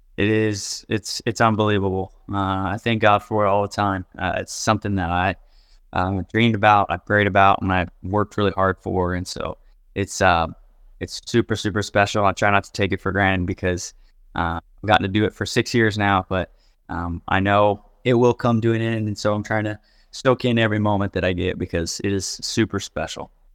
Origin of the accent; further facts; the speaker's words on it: Houston, Texas, United States; moved away; I grew up probably twenty minutes from U of H